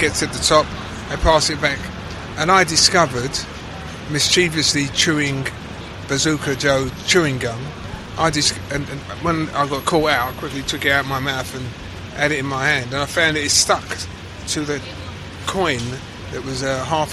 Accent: London, United Kingdom; accent: Cockney; also born or lived in Hackney, London / Islington, London; I was born in Mile End Hospital, which is like 300 yards away from where we are, Bancroft Road. And our first home, I'm one of 11 kids, same mum, same dad. Our first home was in Brick Lane

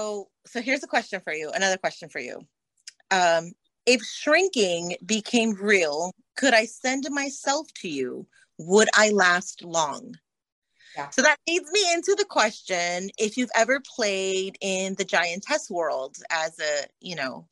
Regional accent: Texas, United States; …, I'm from Middle South Texas, so

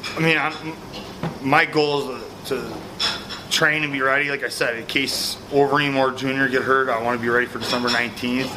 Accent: Midwest, United States; I'm from the Midwest

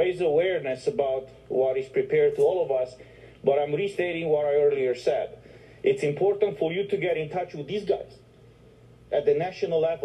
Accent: Romania; I'm from Romania

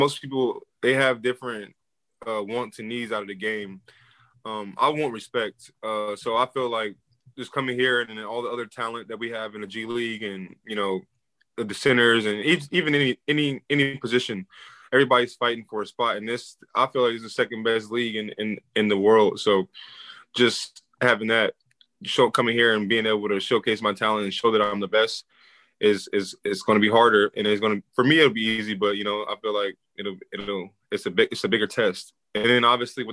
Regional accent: Omaha, Nebraska, United States; moved away; also born or lived in Atlanta, Georgia / Minnesota; I'm from Omaha.

